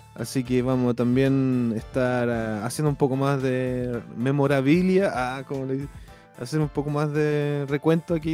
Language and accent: Spanish; Chile; now in United States; como buen chileno